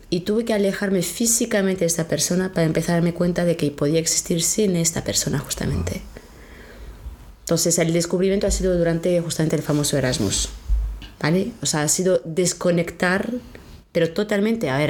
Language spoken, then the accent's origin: Spanish; France; Spanish is a second language; Soy francesa.